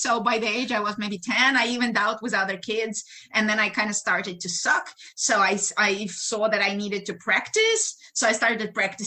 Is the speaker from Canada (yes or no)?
no; Ukraine; English is a second language; moved away as an adult; now in United States; in Ukraine, we start pretty early. I was 13 when I started college.